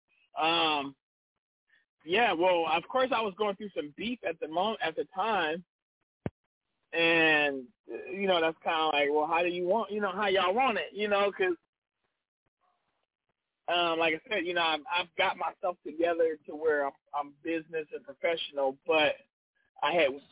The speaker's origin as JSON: {"language": "English", "town": "Cleveland", "region": "Ohio", "country": "United States", "moved": "yes", "said": "I'm not in Cleveland, but I'm from Cleveland"}